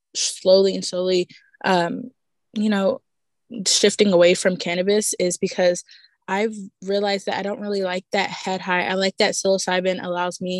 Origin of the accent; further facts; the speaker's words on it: Texas, United States; I'm from Texas.